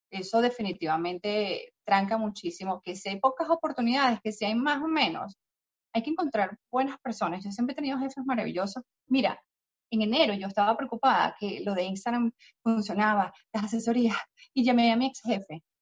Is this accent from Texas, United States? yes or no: yes; Texas, United States; Yo, como nací y crecí en Texas, tengo esposo, primo, cuñado, hermano, y me va a servir de trampolín de referencia.